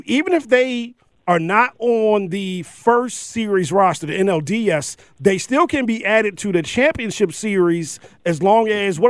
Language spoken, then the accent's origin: English; Baltimore, Maryland, United States; moved away; my hometown of Baltimore, Maryland